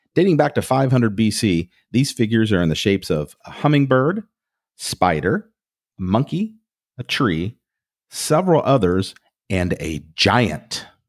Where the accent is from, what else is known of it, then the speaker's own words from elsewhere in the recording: Lebanon, Ohio, United States; I was raised in the Lebanon Presbyterian Church with Woody Harrelson